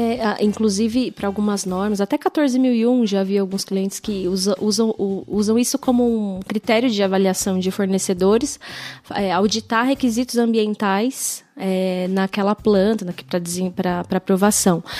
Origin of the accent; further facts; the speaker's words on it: São Bernardo do Campo, São Paulo, Brazil; accent: puxa o R; Eu sou de São Bernardo do Campo, a gente puxa o R lá em São Bernardo